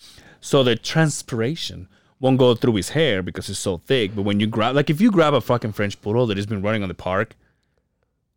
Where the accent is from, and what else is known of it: Mexico; born or raised there; now in United States